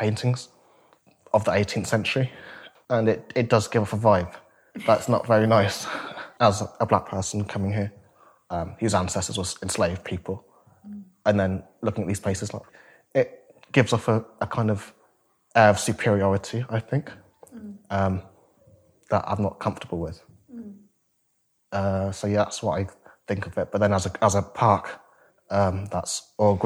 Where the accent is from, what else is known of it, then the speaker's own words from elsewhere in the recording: Northampton, East Midlands, United Kingdom; I grew up in Northampton. I went to school here.